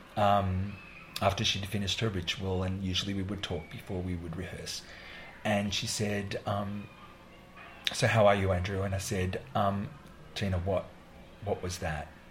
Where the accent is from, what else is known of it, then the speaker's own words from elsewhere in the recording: Australia; I'm a choreographer from Australia